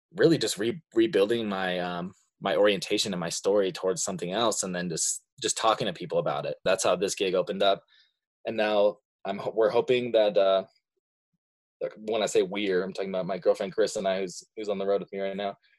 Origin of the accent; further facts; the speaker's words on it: Montana, United States; also born or lived in Seattle; I've lived in Montana for pr-, pretty much all my life. I was born in Seattle, but I didn't even live there for a year. I've been here ever since then.